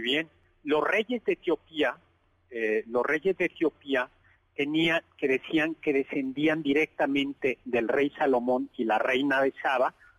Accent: Chilangos, Mexico City, Mexico; los chilangos tenemos devoción por el pavimento

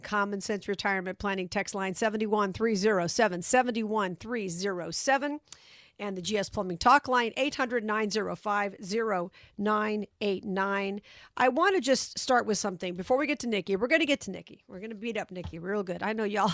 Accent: Las Vegas, Nevada, United States; Vegas this week, my hometown

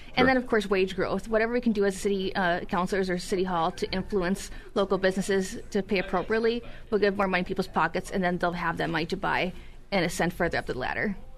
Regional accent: Duluth, Minnesota, United States; also born or lived in Illinois; I'm actually born and raised in Duluth

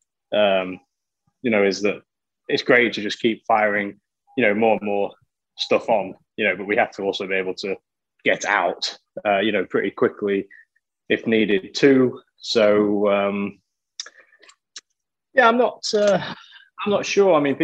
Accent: Lincoln, East Midlands, United Kingdom; moved away; Lincoln, my hometown, is a, you know, pretty small city, you know, with inside the UK

